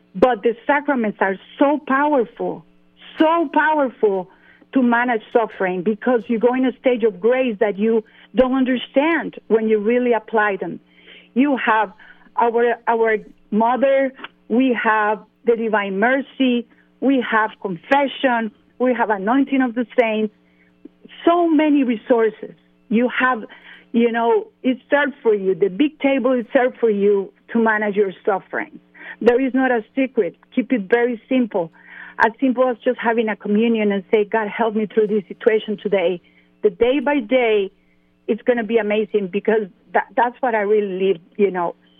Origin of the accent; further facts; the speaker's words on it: San Jose, Costa Rica; English is a second language; moved away as an adult; now in Atlanta, United States; I was born in San Jose, Costa Rica.